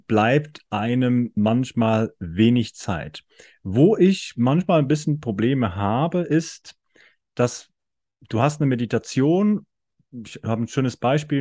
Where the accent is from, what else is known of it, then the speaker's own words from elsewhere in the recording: Switzerland; ich komme aus der Schweiz